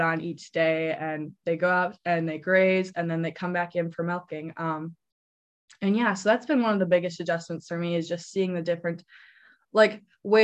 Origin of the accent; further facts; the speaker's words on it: Eastman, Wisconsin, United States; moved away as an adult; also born or lived in Iowa / New Zealand; I'm originally from Eastman, Wisconsin, where I grew up on a small registered dairy farm